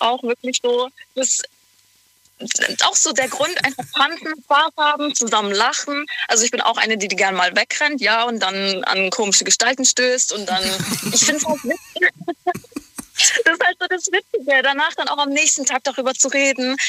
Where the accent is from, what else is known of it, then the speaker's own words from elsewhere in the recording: near Karlsruhe, Baden-Württemberg, Germany; in der Nähe von Karlsruhe